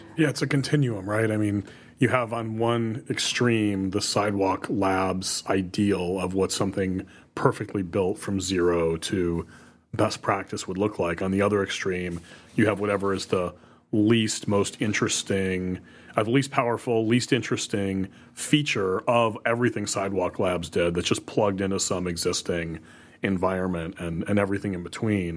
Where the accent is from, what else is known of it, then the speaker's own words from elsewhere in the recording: Toledo, Ohio, United States; moved away; I grew up in the Toledo, Ohio area